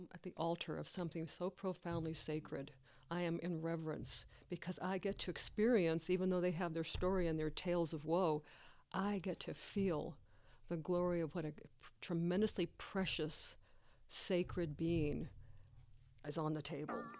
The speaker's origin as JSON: {"language": "English", "area": "Tex-Mex border", "region": "Texas", "country": "United States", "tie": "born or raised there", "said": "I grew up in the Tex-Mex border, as a Chicana"}